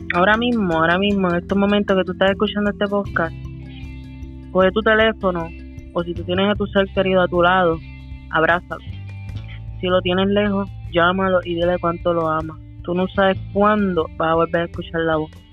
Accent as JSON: {"language": "Spanish", "country": "Puerto Rico", "tie": "born or raised there", "moved": "yes"}